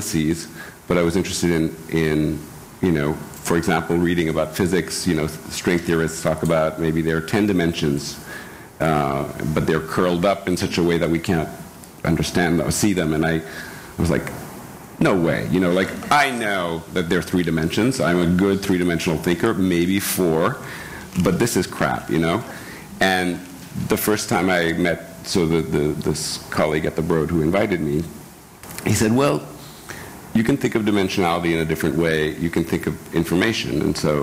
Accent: France; moved away; also born or lived in India; I grew up in France.

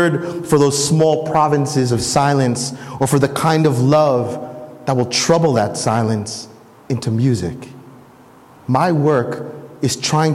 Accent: New Jersey, United States; I was born and raised in New Jersey.

